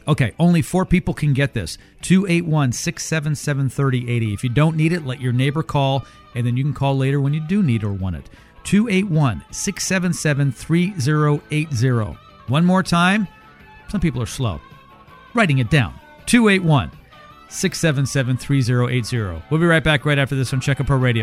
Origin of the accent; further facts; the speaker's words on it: Canada; now in United States; I grew up up north. I grew up in Canada